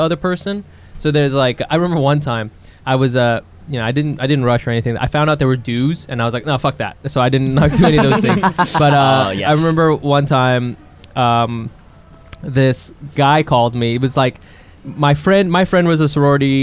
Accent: Ohio, United States; I'm from Ohio

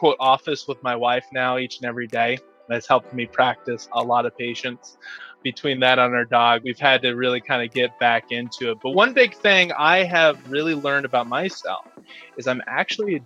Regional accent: Austin, Texas, United States; I grew up here in Austin, Texas

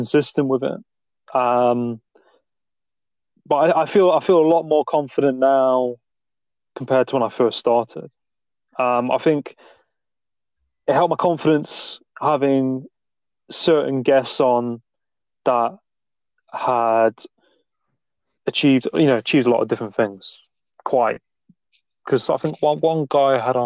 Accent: Nottingham, East Midlands, United Kingdom; I'm from Nottingham, not too far from Stoke-on-Trent.

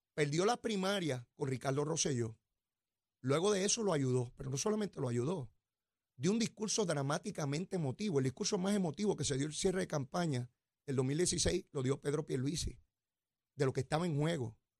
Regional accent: Puerto Rico; la cotidianidad con que nos desarrollamos en Puerto Rico

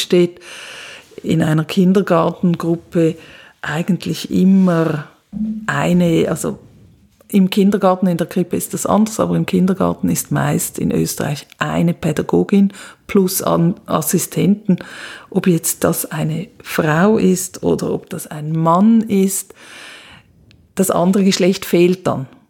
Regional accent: Switzerland; moved away as an adult; now in Graz, Austria; ich komme aus der Schweiz und ähm, bin aber seit 2009 im ganzen deutschsprachigen Raum am Arbeiten

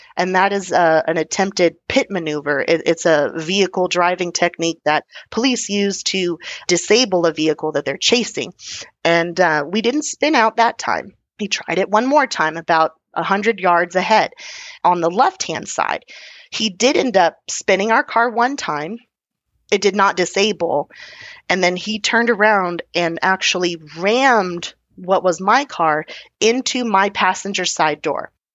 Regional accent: Texas, United States; being Texan

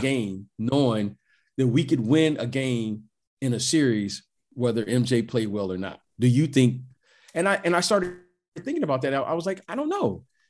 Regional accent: Detroit, Michigan, United States; I'm, I'm from Detroit.

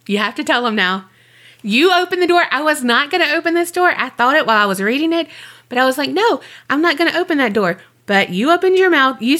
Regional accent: Mobile, Alabama, United States; born there; That's where I was born.

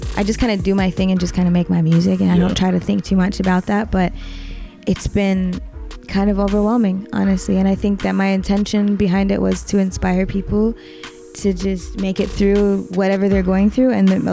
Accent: Atlanta, Georgia, United States; I'm from Atlanta, Georgia

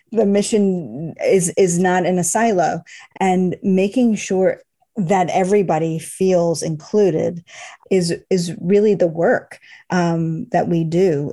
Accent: Boston, Massachusetts, United States; moved away; I grew up in Boston

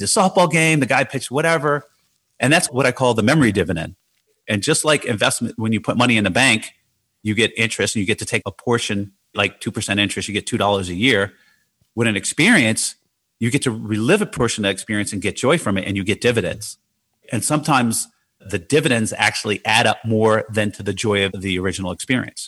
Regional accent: Jersey City, New Jersey, United States; growing up in Jersey City

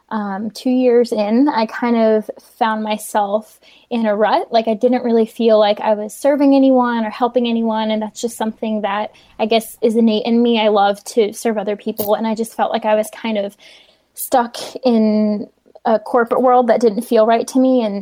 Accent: New Jersey, United States; also born or lived in Pennsylvania; now in Charlotte, United States; Um, I'm originally from New Jersey, um, Pennsylvania. I kind of grew up back and forth between the two, and I'm now located in Charlotte, North Carolina.

